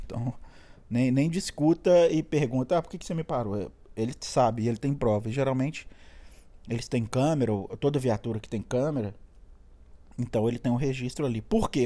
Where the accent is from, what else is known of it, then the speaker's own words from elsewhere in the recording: Minas Gerais, Brazil; moved away as an adult; now in California, United States; Pra mim que sou mineiro